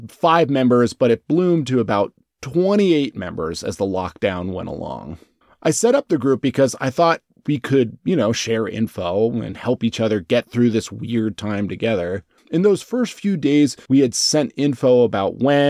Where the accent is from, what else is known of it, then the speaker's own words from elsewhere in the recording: United States; now in Shanghai, China; as a foreigner and more pointedly, as an American.